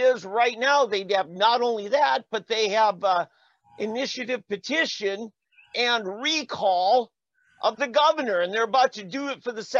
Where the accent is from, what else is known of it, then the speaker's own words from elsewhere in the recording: Minnesota, United States; now in Oklahoma, United States; I grew up in Minnesota.